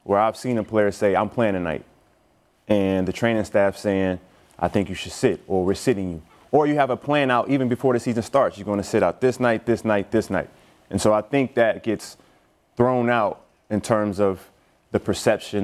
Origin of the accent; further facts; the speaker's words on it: Illinois, United States; where I grew up in Illinois